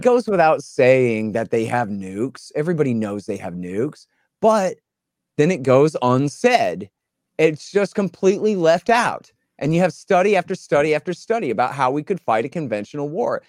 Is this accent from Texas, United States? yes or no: yes; Texas, United States; I'm a Texan. I'm an American